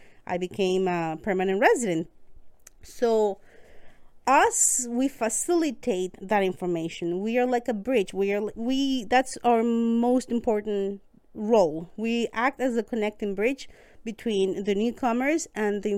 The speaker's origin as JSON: {"language": "English", "country": "Costa Rica", "first_language": "Spanish", "second_language": "English", "moved": "as an adult", "lives_now": "Quebec, Canada", "said": "I come from Costa Rica. I was a newcomer myself. I moved to Canada in 2017."}